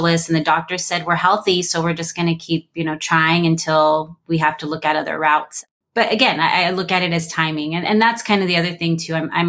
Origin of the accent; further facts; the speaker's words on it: California, United States; moved away as an adult; now in Arizona, United States; I'm from California. I lived my whole life in California